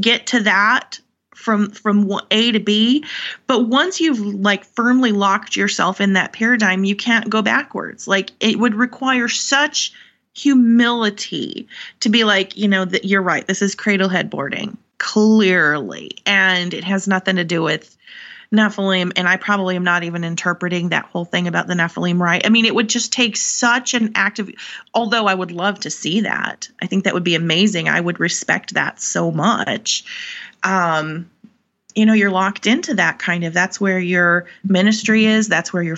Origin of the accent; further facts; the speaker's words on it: North Dakota, United States; I'm from North Dakota